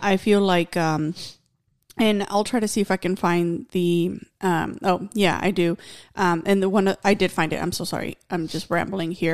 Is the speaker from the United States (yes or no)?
no; Mexico; moved away; I remember growing up in Mexico